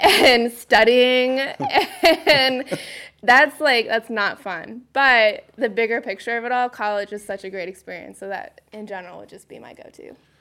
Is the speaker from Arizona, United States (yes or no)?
yes; Phoenix, Arizona, United States; moved away as an adult; also born or lived in North Carolina; I grew up in Phoenix, Arizona.